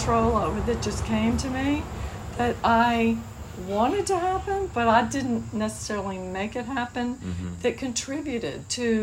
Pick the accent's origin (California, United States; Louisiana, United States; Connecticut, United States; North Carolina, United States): Louisiana, United States; New Orleans; moved away as an adult; also born or lived in Metairie, Louisiana; now in Eureka Springs, United States; I grew up in New Orleans